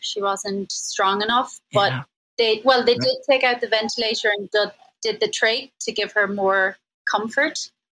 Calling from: Oaxaca, Mexico; I'm calling from Oaxaca in Mexico.

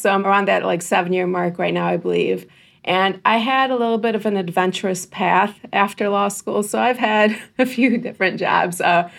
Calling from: Livonia, Michigan, United States; I am calling in from Livonia, Michigan, which is around the Metro Detroit area.

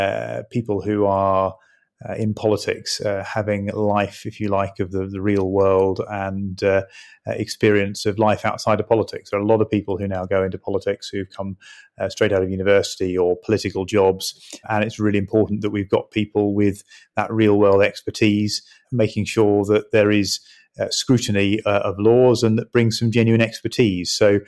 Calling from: East of England, United Kingdom; I'm joining you from my constituency home in Suffolk.

